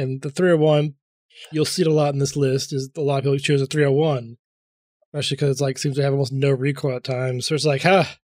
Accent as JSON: {"language": "English", "region": "the South", "country": "United States", "accent": "Southern", "said": "I'm sorry. I sometimes forgot my southern accent."}